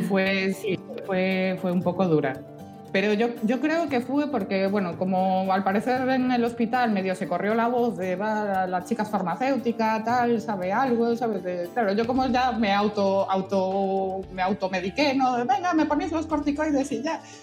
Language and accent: Spanish; Vigo area, Galicia, Spain; mi tierra es un lujo para eso